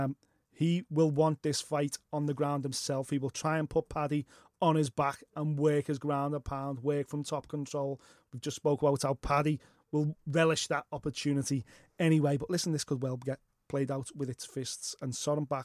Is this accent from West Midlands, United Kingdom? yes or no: no; Liverpool, North West England, United Kingdom; We're from Liverpool